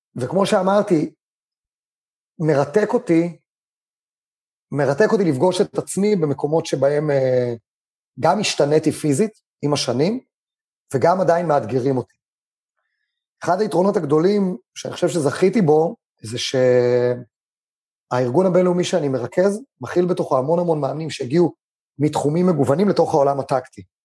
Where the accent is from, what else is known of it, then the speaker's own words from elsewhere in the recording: Israel; also born or lived in China; אני גדלתי בבית ספר, ובטח בבית ספר קיבוצי